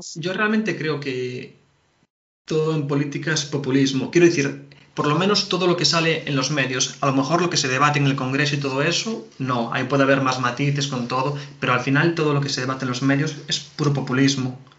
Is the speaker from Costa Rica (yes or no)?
no; Galicia, Spain; nosotros somos de Galicia